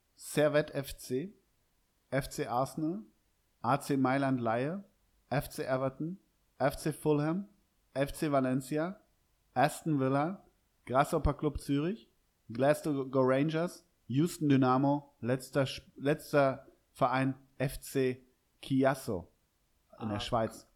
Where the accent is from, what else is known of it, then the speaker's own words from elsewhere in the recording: Hamburg, Germany; ich bin Hamburger